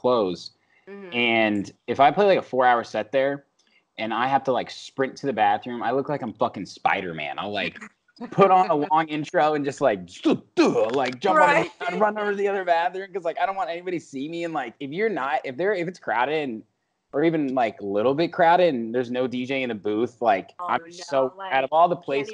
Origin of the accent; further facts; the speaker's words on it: Indiana, United States; moved away as an adult; now in Chicago, United States; I'm from Indiana and I went to IU